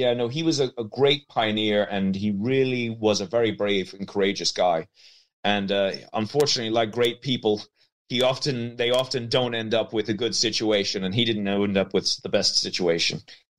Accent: Leinster, Ireland; So I'm a filmmaker from County Meath. The accent probably is going to make you not believe me, but I am a filmmaker. I'm Irish. And I come from an old Norman family

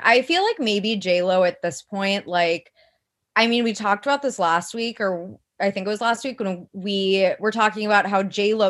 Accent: Midwest, United States; But again, I'm also like from the Midwest where it's like a little, people settle down way earlier.

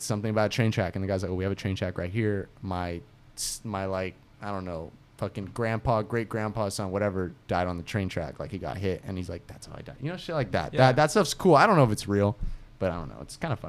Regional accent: Bolivia; moved away; I was born in Bolivia.

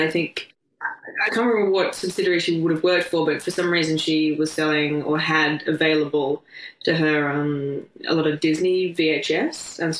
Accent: Adelaide, South Australia, Australia; Born and raised in Australia, in Adelaide. And I grew up with my parents and sisters in a place next to a national park.

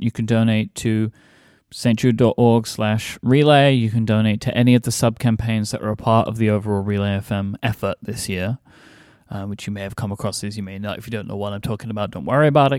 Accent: United Kingdom; as a, as a British person

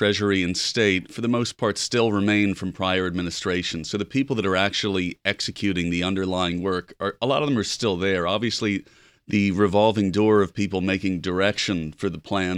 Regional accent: United States; as an American

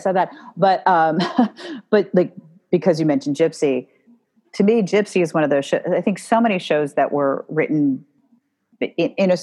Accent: New York City, New York, United States; I grew up in New York City

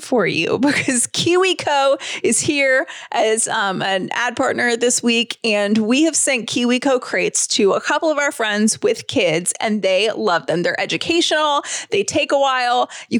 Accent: Georgia, United States; we're from Georgia

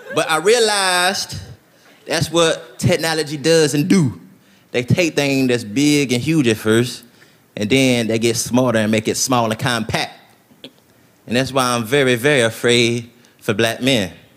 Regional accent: Tennessee, United States; moved away as an adult; now in Los Angeles, United States; I'm from Tennessee, I live in Los Angeles now.

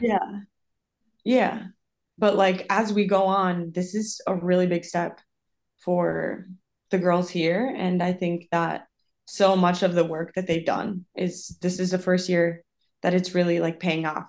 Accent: Minnesota, United States; moved away as an adult; also born or lived in South Dakota / Costa Rica / Iceland / Sweden; now in Italy; I'm originally from Minnesota.

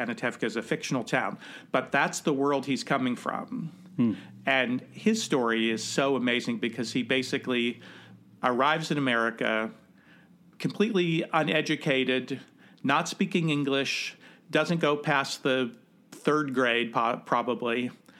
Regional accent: Midwest, United States; I think it's pecan. I don't know. I'm from the Midwest. I say pecan.

